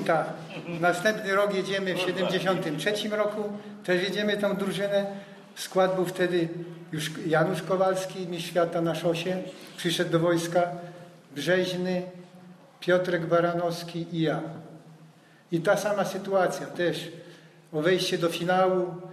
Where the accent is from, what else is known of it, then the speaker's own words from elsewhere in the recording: about 50 km outside Wrocław, Lower Silesian Voivodeship, Poland; mieszkałem spoza Wrocławia. Nie mieszkałem, nie jestem z Wrocławia. Pięćdziesiąt kilometrów